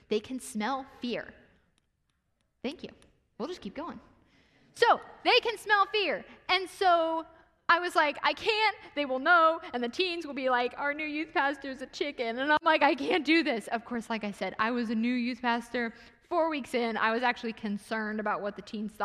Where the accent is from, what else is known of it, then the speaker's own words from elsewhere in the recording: Ohio, United States; I was raised in Ohio